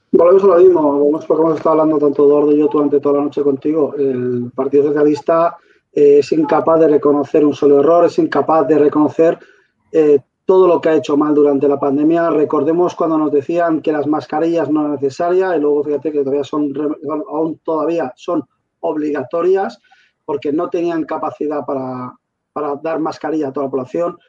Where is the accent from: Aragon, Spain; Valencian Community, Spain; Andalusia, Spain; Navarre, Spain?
Valencian Community, Spain; la Valenciana, que somos la región de Europa con más sanitarios contagiados